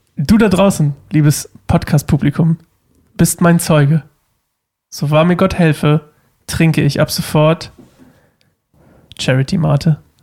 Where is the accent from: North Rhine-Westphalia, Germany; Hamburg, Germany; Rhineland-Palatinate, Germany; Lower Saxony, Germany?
Lower Saxony, Germany; Uelzen; moved away; ich komme aus Uelzen